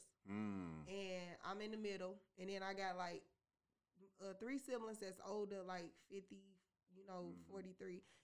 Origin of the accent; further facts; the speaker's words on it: St. Louis, Missouri, United States; growing up in St. Louis, I had a pretty good life